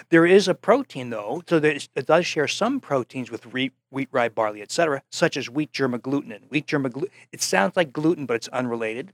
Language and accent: English; New Jersey, United States; moved away; also born or lived in Wisconsin; I came from New Jersey